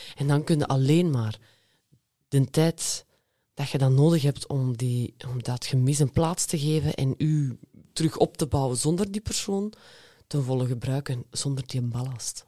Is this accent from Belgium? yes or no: yes; West Flanders, Belgium; Ik kom uit West-Vlaanderen